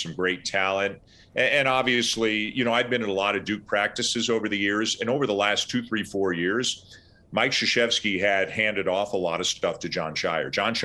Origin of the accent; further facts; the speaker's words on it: Canada; moved away; I'm Canadian